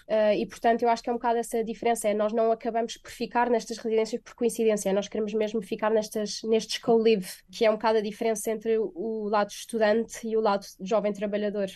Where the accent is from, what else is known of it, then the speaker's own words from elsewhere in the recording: Portugal; moved away as an adult; also born or lived in Beijing, China; now in Stockholm, Sweden; sou franco-portuguesa, mas vivi a minha vida eh, quase toda em Portugal, portanto cresci em Portugal e estive em Portugal até aos meus 21 anos